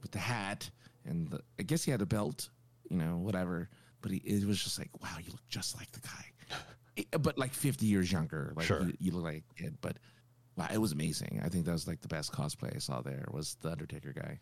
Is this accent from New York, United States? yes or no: no; Los Angeles, California, United States; this is my hometown